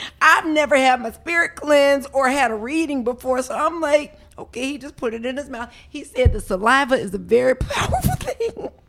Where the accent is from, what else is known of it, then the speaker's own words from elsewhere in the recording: Atlanta, Georgia, United States; moved away; I was there Wednesday night through Sunday in Atlanta hanging out. Because that's my hometown.